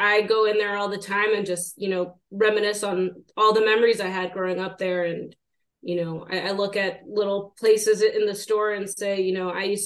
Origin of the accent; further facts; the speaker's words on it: Boston, Massachusetts, United States; I grew up in Boston, Massachusetts